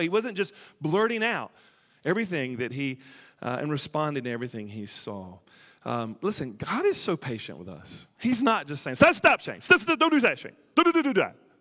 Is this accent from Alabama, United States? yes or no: yes; near the Tennessee River, Alabama, United States; I grew up near the Tennessee River